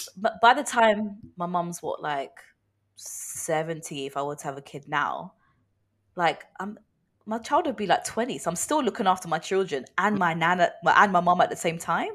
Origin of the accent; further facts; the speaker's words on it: United Kingdom; as British people